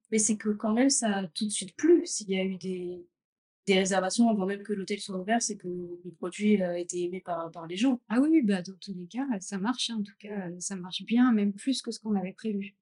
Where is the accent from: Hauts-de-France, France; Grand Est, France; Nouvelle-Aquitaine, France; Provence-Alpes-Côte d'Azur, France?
Grand Est, France; Champagne; also born or lived in Gruissan, France; now in Sri Lanka; je suis de la Champagne. Je suis née en Champagne, mais après, j'ai vécu dans le sud donc à Gruissan aussi.